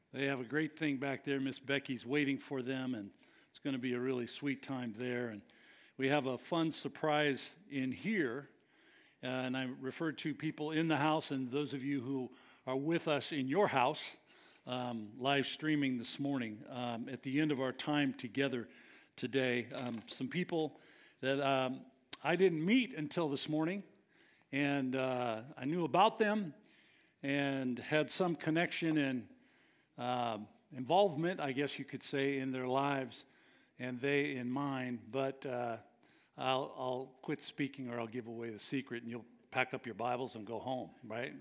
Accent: San Leandro, California, United States; I grew up in San Leandro

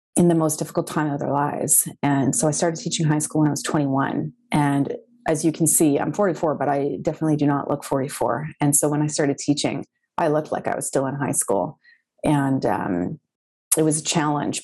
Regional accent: Winnipeg, Manitoba, Canada; I'm from Winnipeg, Manitoba, Canada

